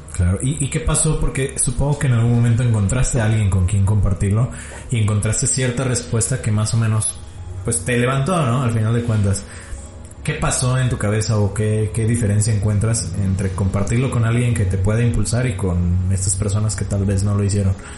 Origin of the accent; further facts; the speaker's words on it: Mexico; como mexicano